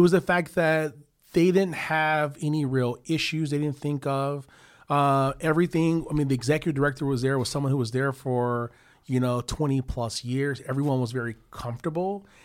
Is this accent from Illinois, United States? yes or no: yes; Chicago, Illinois, United States; now in Cleveland, United States; I'm from Chicago